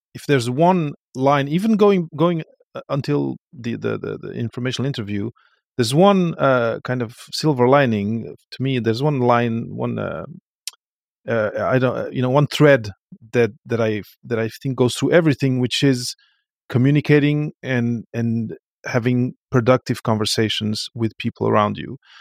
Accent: Portugal; moved away; I come from Portugal

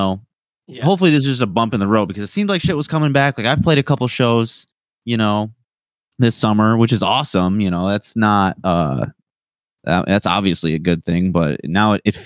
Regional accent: Detroit, Michigan, United States; I'm from Detroit

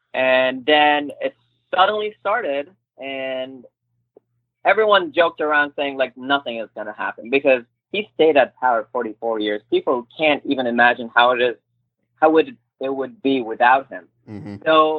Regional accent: Turkey; English is a second language; now in United States; I told them, like, I'm half Turkish, I'm from Turkey, and a lady told me, like, oh, which state Turkey is?

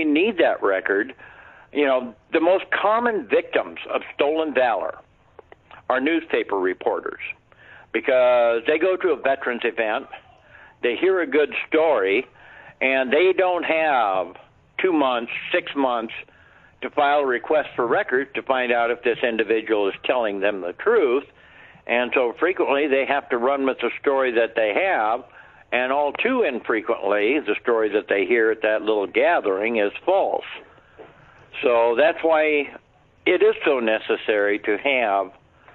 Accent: Montana, United States; I was from Montana

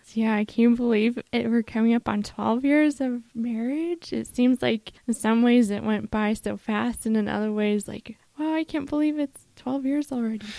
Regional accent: Colorado, United States; I grew up in Colorado

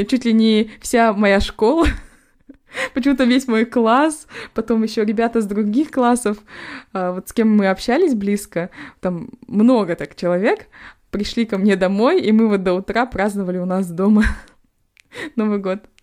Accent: Temirtau, Karaganda Region, Kazakhstan; now in London, United Kingdom; с Тимиртау, э, город вот откуда я родом

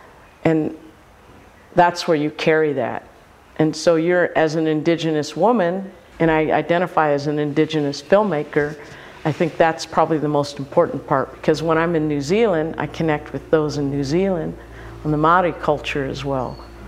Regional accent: Hilo, Hawaii, United States; I grew up in Hilo, actually. I grew up in Hilo.

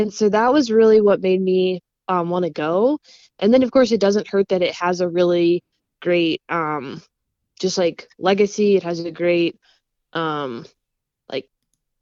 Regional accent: Lincoln, Nebraska, United States; growing up in Lincoln, Nebraska

